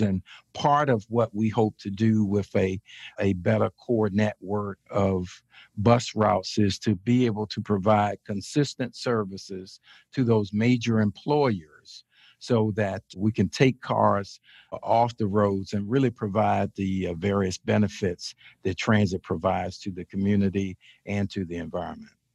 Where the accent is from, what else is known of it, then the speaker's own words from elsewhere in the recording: Chesapeake, Virginia, United States; also born or lived in Richmond, Virginia; ended up coming back to my hometown in Chesapeake, Virginia, as city manager